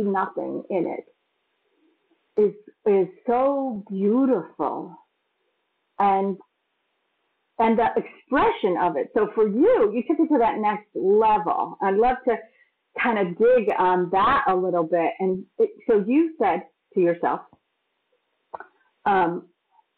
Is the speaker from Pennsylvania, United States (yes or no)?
no; Massachusetts, United States; moved away; also born or lived in New York; I grew up in Massachusetts, which is quite cold